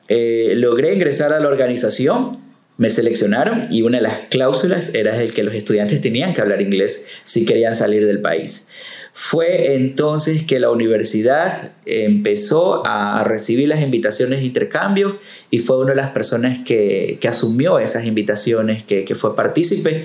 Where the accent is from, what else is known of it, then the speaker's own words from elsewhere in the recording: Manta, Manabí, Ecuador; a la ciudad, a mi pueblo, a mi gente